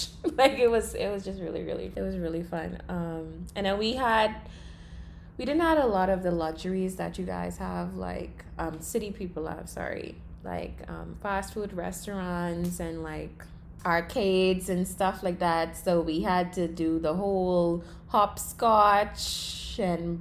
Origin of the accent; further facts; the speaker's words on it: Long Island, Bahamas; I grew up on Long Island. That's an island in the Bahamas, in the central part of the Bahamas